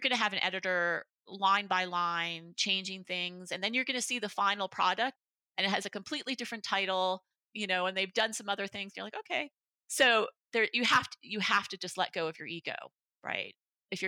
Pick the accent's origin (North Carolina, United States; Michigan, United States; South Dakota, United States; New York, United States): New York, United States; Buffalo; I'm from Buffalo, New York